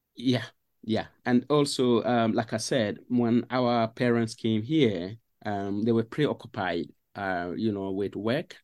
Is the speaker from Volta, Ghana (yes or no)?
no; Paga, Upper East, Ghana; moved away as an adult; also born or lived in Cardiff; now in Sheffield, United Kingdom; I grew up in northern Ghana